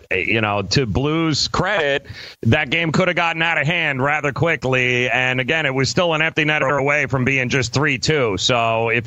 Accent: Long Island, New York, United States; I grew up in Long Island

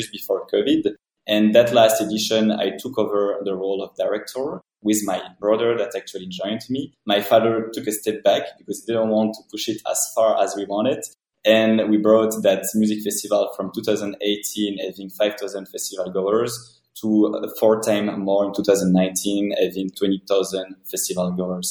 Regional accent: Belgium; moved away as an adult; also born or lived in Brussels / New York; I'm coming from Belgium

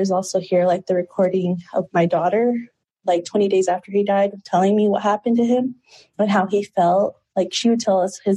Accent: Peru; born there; and I was born in Peru, but I just, yeah.

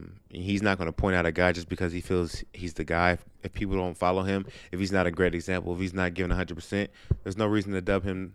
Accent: Inglewood, California, United States; also born or lived in Palmdale; I grew up in Inglewood, California. Then I moved to Palmdale, California, for like my last year of middle school and in high school.

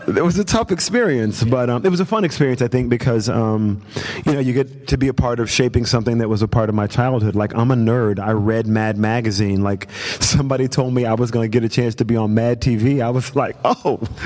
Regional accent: the South, United States; So I guess I came from the South, so I didn't really know anybody in Hollywood.

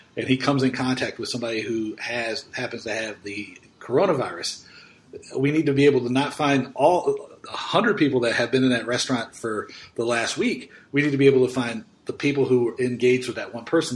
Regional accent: United States; being an American

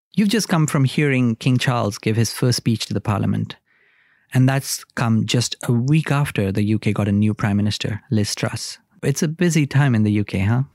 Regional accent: India; I grew up in India

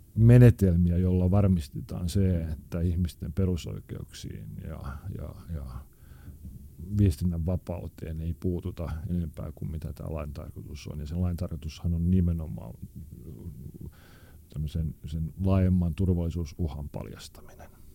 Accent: Helsinki, Uusimaa, Finland; also born or lived in Maunula, Helsinki; se, missä minä olen syntynyt ja kasvanut, oli aikanaan tämmöinen niin sanottu huonompi kaupunkiosa, eli Punavuori.

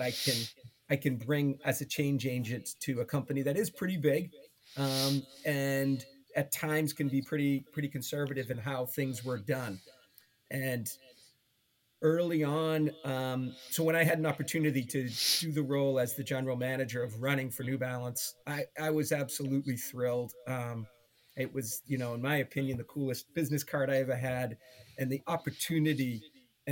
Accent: Boston, Massachusetts, United States; growing up in Boston, in the Boston area

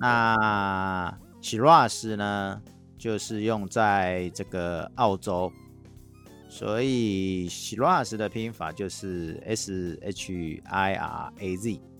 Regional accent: Taiwan; accent: Taiwanese Mandarin; 我有那个台湾国语

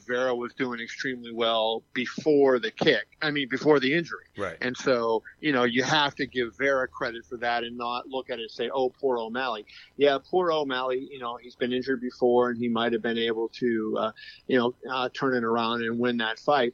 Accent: Pittsburgh, Pennsylvania, United States; now in Las Vegas, United States; I was born and raised in Pittsburgh

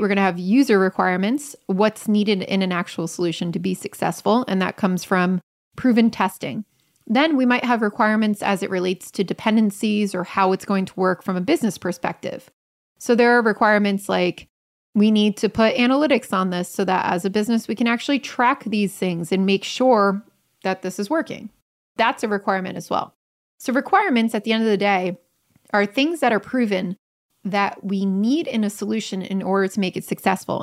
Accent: Germany; now in Hamburg, Germany; I'm A from Germany and B from a usability engineering background

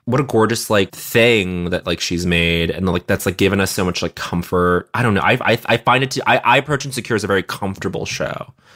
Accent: Montreal, Quebec, Canada; moved away; growing up in Montreal

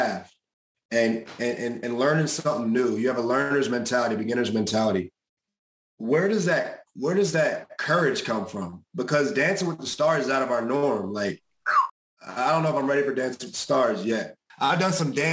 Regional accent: New Jersey, United States; I'm from New Jersey originally. I knew what it was like growing up here.

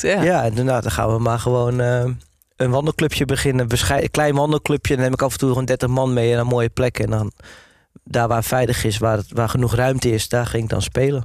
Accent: Hoorn, North Holland, Netherlands; also born or lived in Amsterdam; now in Wormerveer, Netherlands; ik kom dan van origine uit Horen

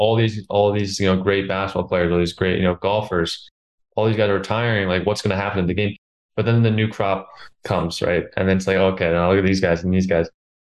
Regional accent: Connecticut, United States; because I grew up obviously right outside New York.

